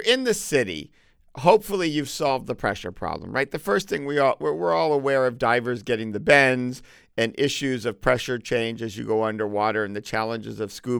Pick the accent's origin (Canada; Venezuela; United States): United States; Connecticut; I grew up in Connecticut where malls were indoor.